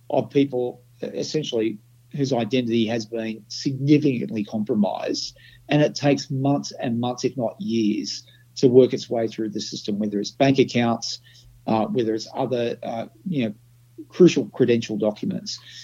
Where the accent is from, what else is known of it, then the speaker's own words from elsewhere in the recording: Australia; I'm an Australian